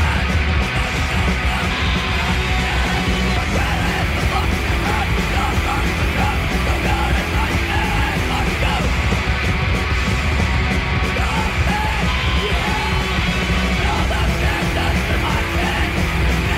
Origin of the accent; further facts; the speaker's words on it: San Clemente, California, United States; moved away as an adult; also born or lived in Laguna Beach, California / Portland, Oregon; now in Los Angeles, United States; raised in San Clemente, California